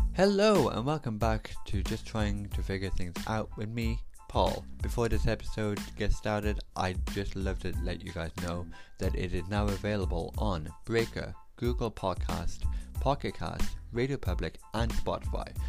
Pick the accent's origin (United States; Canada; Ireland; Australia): Ireland; As an Irish person